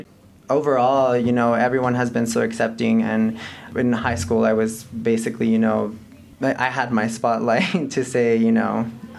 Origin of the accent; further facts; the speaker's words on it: El Paso, Texas, United States; moved away as an adult; now in Silver City, United States; I didn't grow up in Silver City, and I'm from El Paso.